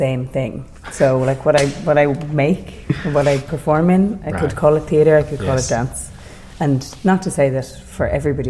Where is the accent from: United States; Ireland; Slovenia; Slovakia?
Ireland; moved away as an adult; now in Berlin, Germany; I'm from Ireland originally and have been living in Berlin for 8 years.